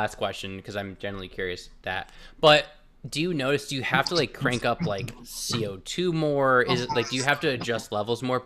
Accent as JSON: {"language": "English", "region": "Connecticut", "country": "United States", "said": "We're from Connecticut"}